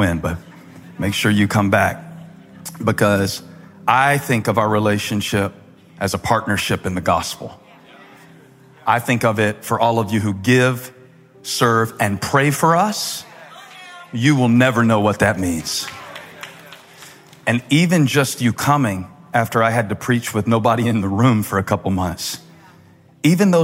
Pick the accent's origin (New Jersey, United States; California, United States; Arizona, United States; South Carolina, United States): South Carolina, United States; Moncks Corner; I'm from Monk's Corner